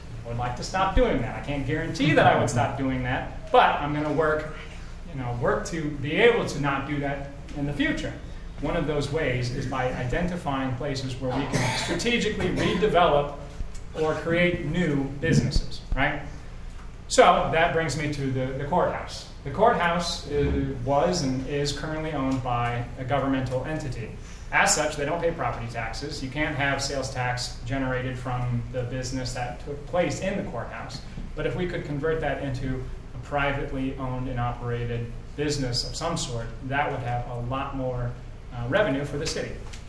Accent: Davenport, Iowa, United States; moved away as an adult; now in Rock Island, United States; Those two reasons are why I chose to live in Rock Island and in Broadway. I grew up in Davenport, and I'm one of these unicorns that, you know, went from Iowa over to Illinois.

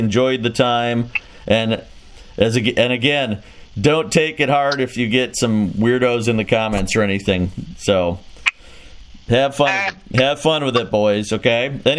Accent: Chicago, Illinois, United States; now in Quad Cities, United States; I grew up in Chicago.

